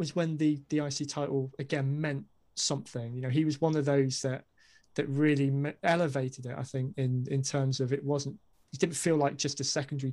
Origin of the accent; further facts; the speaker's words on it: United Kingdom; I'm a Brit